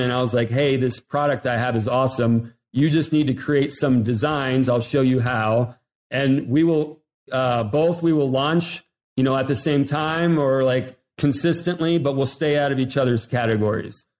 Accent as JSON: {"language": "English", "region": "Ohio", "country": "United States", "also_born_or_lived": "South Florida", "moved": "yes", "said": "I'm from Ohio originally"}